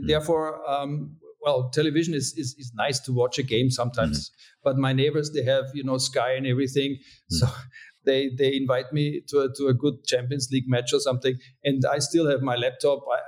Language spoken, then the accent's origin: English; Austria; also born or lived in California; I was born and raised in Europe